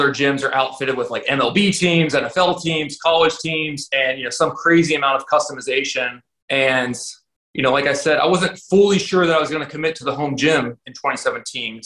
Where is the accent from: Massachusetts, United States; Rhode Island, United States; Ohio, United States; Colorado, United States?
Ohio, United States; moved away; I'm originally from Ohio.